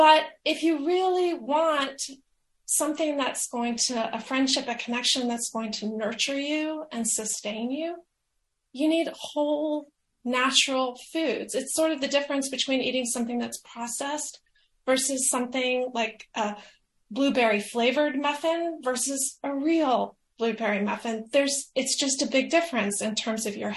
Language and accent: English; the American South, United States; I'm from the American South